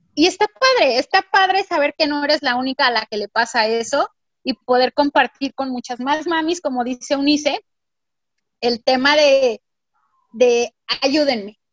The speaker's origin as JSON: {"language": "Spanish", "region": "Mexico City", "country": "Mexico", "moved": "yes", "lives_now": "Monterrey, Mexico", "said": "yo soy de la Ciudad de México y físicamente no tenía aquí a nadie"}